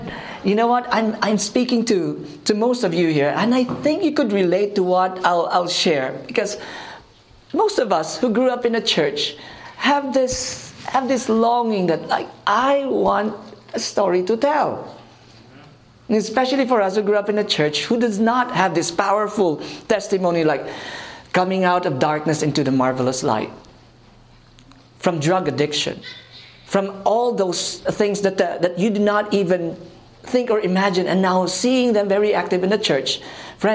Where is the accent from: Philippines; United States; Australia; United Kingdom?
Philippines; I am from the Philippines.